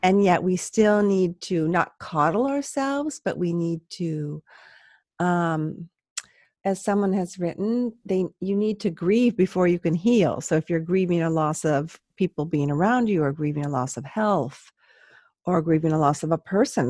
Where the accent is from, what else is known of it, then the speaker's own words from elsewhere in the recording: San Luis Obispo, California, United States; I'm from San Luis Obispo and no one can pronounce